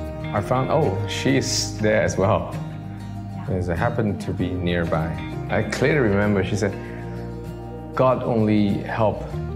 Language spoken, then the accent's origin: English; China; moved away as an adult; also born or lived in Beijing; now in Malaysia; I'm from China.